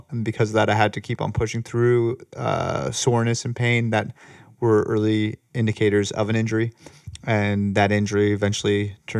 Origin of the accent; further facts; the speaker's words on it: Toronto, Ontario, Canada; also born or lived in Ottawa / Michigan; I'm from Toronto originally.